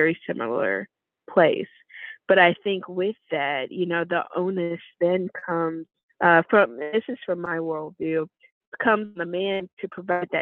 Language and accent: English; the South, United States; now in Chicago, United States; I'm from the South originally.